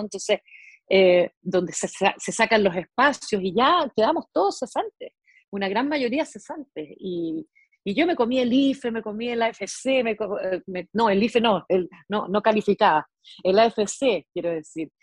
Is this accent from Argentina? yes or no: yes; Mendoza, Argentina; moved away; Yo me crié en Argentina, menos mal, porque allí, allá en Argentina estudié en una escuela pública